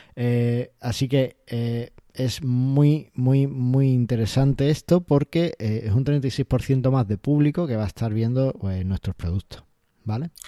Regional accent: Ceuta, Spain; soy de Ceuta

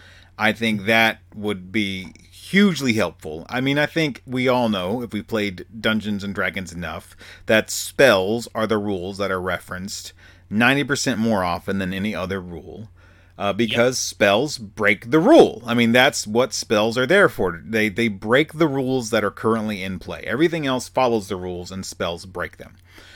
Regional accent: Arkansas, United States; accent: Southern; I got real Southern right there at the end there because I'm from Arkansas.

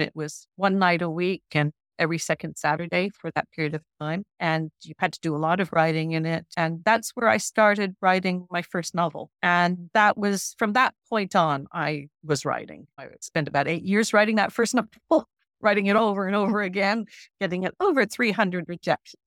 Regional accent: Newfoundland and Labrador, Canada; moved away; I'm a Newfoundlander. I went back to Newfoundland

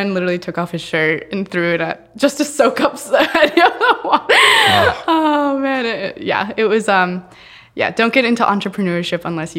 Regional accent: Cincinnati, Ohio, United States; So I grew up in Cincinnati. I was born and raised in Cincinnati.

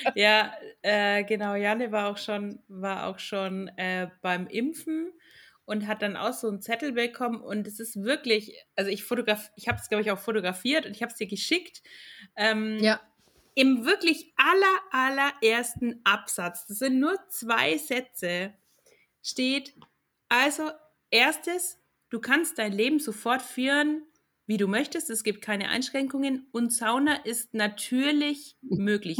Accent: Franconia, Nuremberg area, Bavaria, Germany; now in Finland; als Fränkin und aus der Nürnberger Gegend

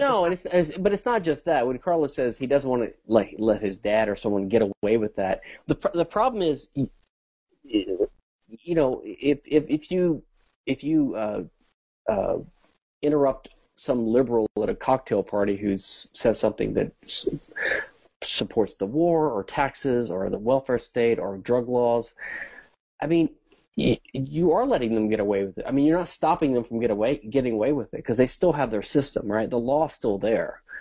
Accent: Louisiana, United States; I was raised in Catholic schools and in the 70s in Louisiana

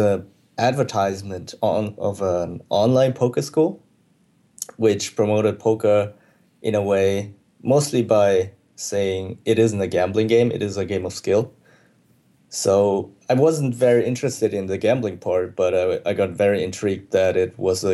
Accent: Germany; moved away as an adult; I grew up in Germany, and I was always based in Europe.

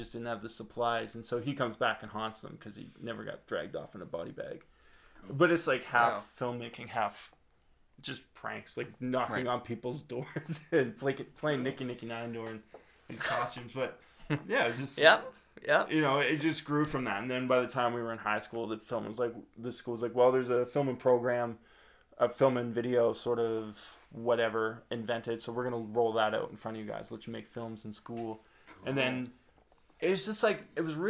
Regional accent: Nova Scotia, Canada; when you're in Nova Scotia and you're in the film industry, because we all were

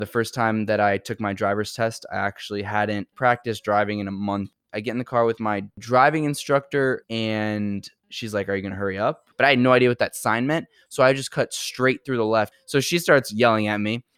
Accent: New York City, New York, United States; I'm from New York

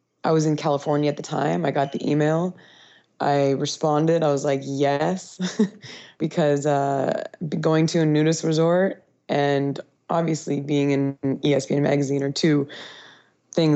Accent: North Vancouver, British Columbia, Canada; moved away as an adult; also born or lived in Wyoming, United States / Europe; now in Honduras; I am originally from North Vancouver, British Columbia, Canada.

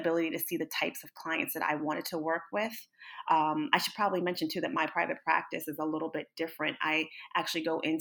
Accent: Northern New Jersey, United States; I am from Northern New Jersey

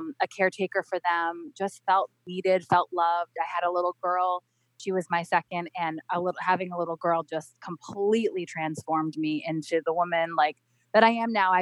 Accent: Cape Cod, Massachusetts, United States; moved away as an adult; also born or lived in Rhode Island; We grew up on Cape Cod

